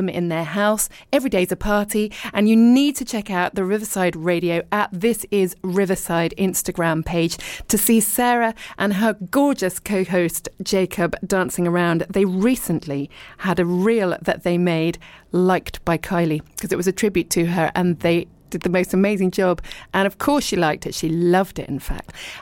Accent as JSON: {"language": "English", "town": "Richmond", "region": "London", "country": "United Kingdom", "tie": "born or raised there", "also_born_or_lived": "abroad", "moved": "as an adult", "said": "I was born in Richmond and I lived and worked in London"}